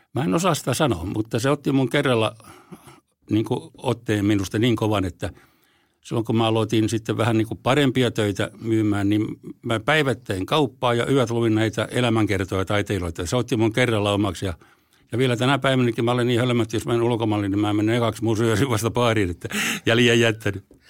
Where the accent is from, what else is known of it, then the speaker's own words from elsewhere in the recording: Forssa, Tavastia Proper, Finland; also born or lived in Helsinki; Forssan olen syntynyt, takaisin syntynyt Helsingissä, mutta mä taisin olla sellainen vaikea tapaus, niin mä kävin täällä vaan tulemassa rääkäsemässä ja sitten muutin Forssaan ihan siellä, että olen forssalainen